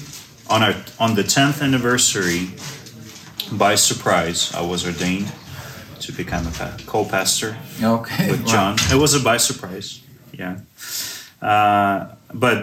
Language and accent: English; Ternopil Oblast, Ukraine; I grew up in the Ternopil region, was born here. I'm the only one who was born in Ukraine.